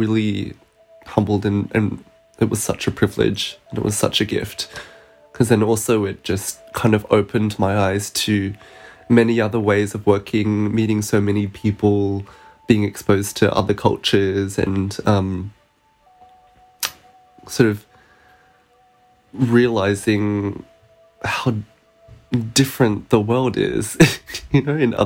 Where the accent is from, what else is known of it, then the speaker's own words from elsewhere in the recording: Perth, Western Australia, Australia; moved away; also born or lived in Melbourne; we're both from Perth